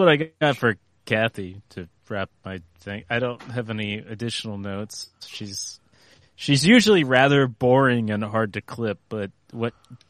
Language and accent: English; Northern Virginia, United States; moved away as an adult; I'm currently relocated back to the place where I grew up in Northern Virginia